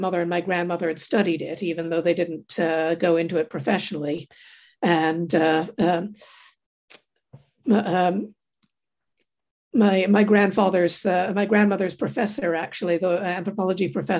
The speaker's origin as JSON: {"language": "English", "town": "Toronto", "region": "Ontario", "country": "Canada", "tie": "born or raised there", "said": "I grew up in Toronto in Canada."}